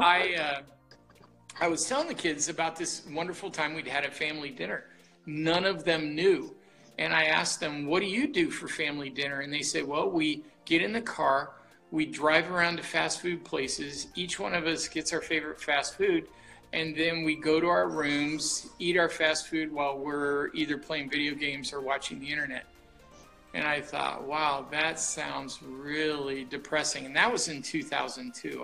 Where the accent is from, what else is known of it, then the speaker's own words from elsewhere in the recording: Portland, Oregon, United States; I grew up here in Portland, Oregon